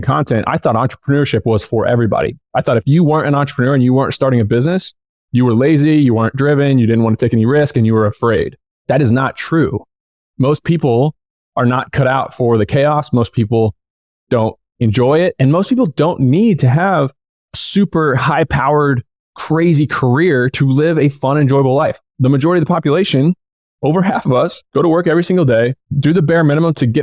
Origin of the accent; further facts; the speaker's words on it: Southern Indiana, United States; moved away as an adult; also born or lived in upstate New York; I grew up in Southern Indiana.